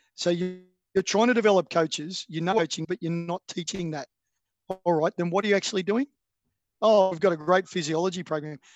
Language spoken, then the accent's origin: English; Australia; I'm an Australian